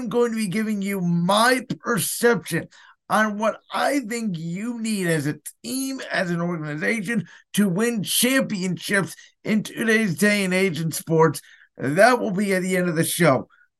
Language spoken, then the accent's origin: English; Cleveland, Ohio, United States; I am from Cleveland, Ohio.